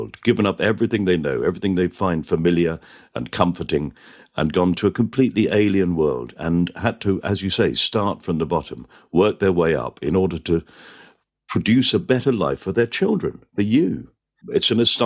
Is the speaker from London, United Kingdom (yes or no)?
no; Manchester, North West England, United Kingdom; I am from Manchester.